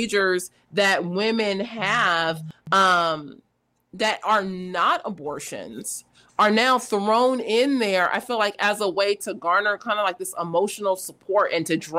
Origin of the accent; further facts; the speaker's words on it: West Coast, United States; I'm from the West Coast